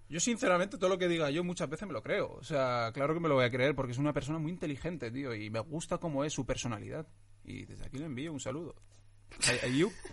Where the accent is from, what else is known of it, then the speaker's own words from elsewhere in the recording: Getafe, Community of Madrid, Spain; Spanish is a second language; also born or lived in Tetouan, Morocco; yo nací en Tetuán el 30 de agosto del 95 y vine aquí a España en el 2004, a los nueve años. Y vine directamente a Getafe y sigo viviendo en Getafe